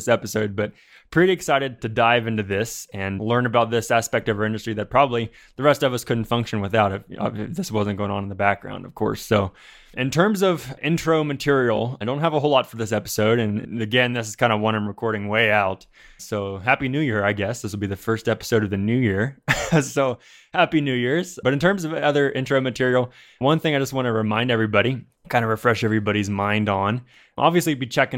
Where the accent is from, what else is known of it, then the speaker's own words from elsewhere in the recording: Ohio, United States; I'm from Ohio